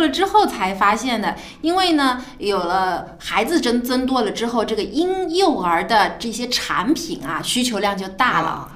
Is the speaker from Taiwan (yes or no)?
no; China; 我们中国人